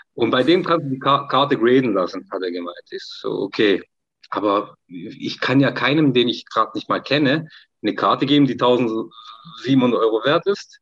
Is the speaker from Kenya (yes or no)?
no; Turkey; als Türke